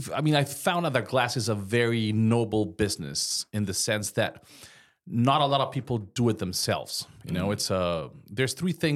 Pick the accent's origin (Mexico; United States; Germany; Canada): Mexico; moved away; I came from Mexico. I was doing a little construction back there, just on a side, and that's how I became in love with the glass industry.